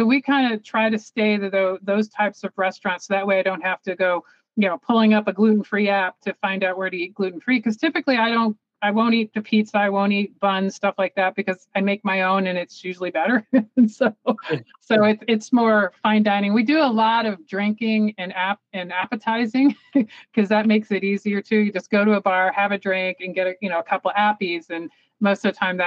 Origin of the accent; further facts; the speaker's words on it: Tarpon Springs, Florida, United States; moved away; I grew up in Florida, in the Tarpon Springs area